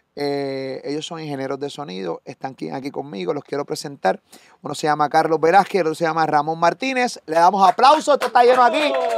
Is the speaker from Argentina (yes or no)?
no; Puerto Rico; de Puerto Rico